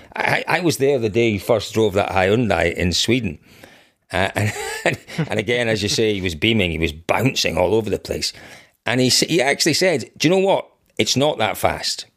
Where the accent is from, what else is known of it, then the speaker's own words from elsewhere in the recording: Scotland, United Kingdom; growing up in Scotland